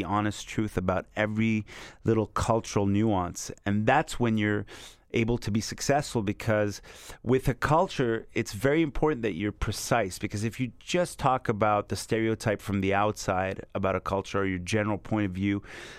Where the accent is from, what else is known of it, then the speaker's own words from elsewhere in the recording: Canada; also born or lived in Montreal; as a Canadian in France